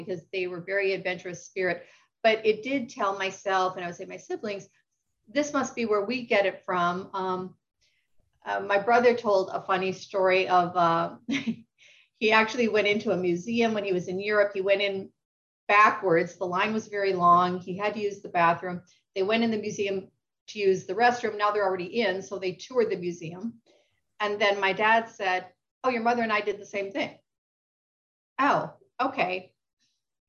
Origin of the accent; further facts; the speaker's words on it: rural Wisconsin, United States; moved away; I grew up in rural Wisconsin.